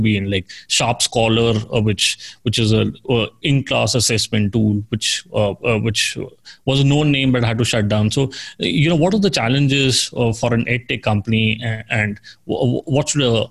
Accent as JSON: {"language": "English", "country": "India", "said": "I worked in an ed tech company and I'm from India"}